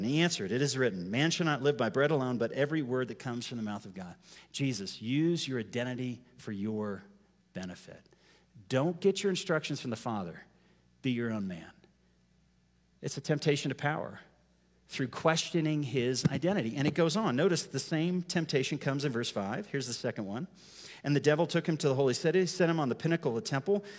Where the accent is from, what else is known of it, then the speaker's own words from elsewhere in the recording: United States; I'm an American.